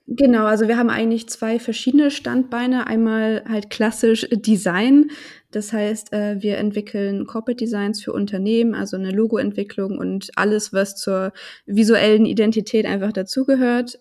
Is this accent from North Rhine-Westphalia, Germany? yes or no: no; Hanover, Lower Saxony, Germany; ich komme aus Hannover